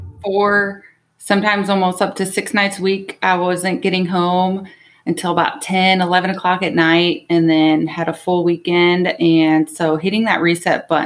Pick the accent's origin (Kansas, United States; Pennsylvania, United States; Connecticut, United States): Kansas, United States; Overland Park; also born or lived in Arkansas / Louisiana; now in Kansas City, United States; I am from the Olathe, Overland Park, Kansas area. I went to Blue Valley West